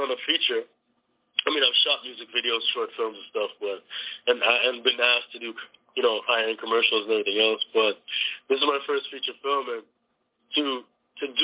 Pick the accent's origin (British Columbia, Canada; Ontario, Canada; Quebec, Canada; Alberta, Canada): Ontario, Canada; Toronto; moved away; we're originally from Canada